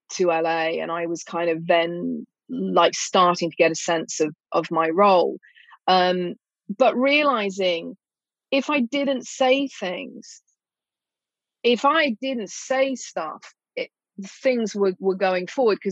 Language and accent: English; England, United Kingdom; part of being English